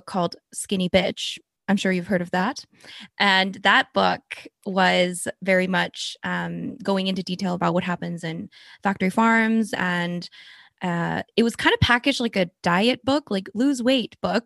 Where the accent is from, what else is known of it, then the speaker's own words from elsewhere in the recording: South Korea; moved away; I was born in Korea